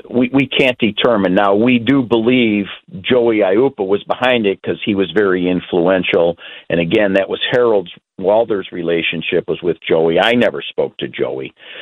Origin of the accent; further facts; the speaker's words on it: Chicago, Illinois, United States; growing up in Chicago area, the mafia was very prevalent back when I grew up in the 60s and 70s